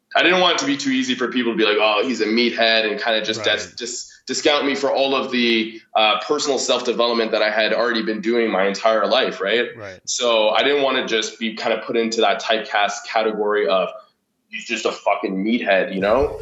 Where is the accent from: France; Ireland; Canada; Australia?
Canada; Ottawa, Ontario; moved away as an adult; also born or lived in Vancouver; now in Toronto, Canada; originally, I'm from Ottawa.